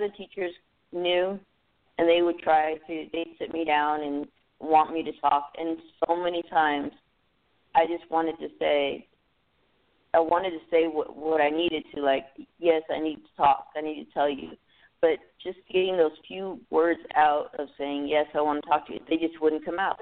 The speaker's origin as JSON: {"language": "English", "town": "Los Angeles", "region": "California", "country": "United States", "tie": "born or raised there", "said": "I grew up in California, San Fernando Valley"}